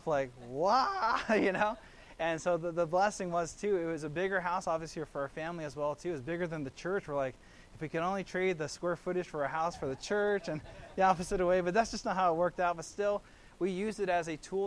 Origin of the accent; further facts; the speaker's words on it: Kailua, Hawaii, United States; They're in Hawaii on the island of Oahu, really to my hometown of Kailua